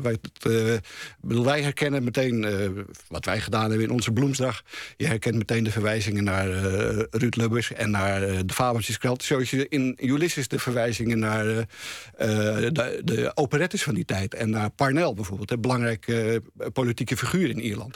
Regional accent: Amsterdam, North Holland, Netherlands; maar wij waren plotseling Amsterdammers.

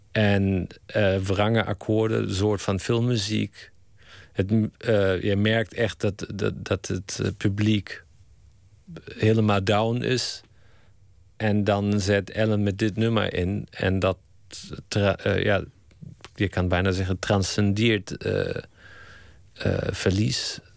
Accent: Germany; Dutch is a second language; moved away as an adult; now in Netherlands; ik blijf Duits. Ik kijk met een Duitse bril

